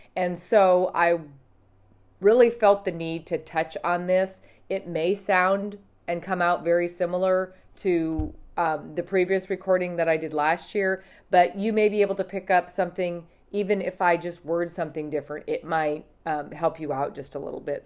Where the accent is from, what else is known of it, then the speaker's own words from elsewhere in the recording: Montana, United States; I grew up in Montana